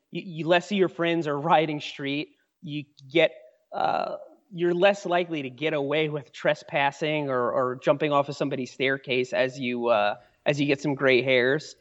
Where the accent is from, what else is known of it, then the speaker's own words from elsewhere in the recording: New York, United States; moved away as an adult; now in Asheville, North Carolina, United States; I grew up in New York. That's where I spent most of my life till I was in my mid-twenties.